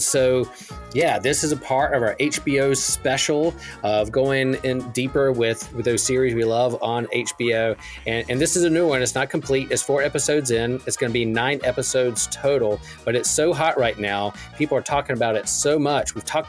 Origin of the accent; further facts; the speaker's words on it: Chapel Hill, North Carolina, United States; from Chapel Hill, North Carolina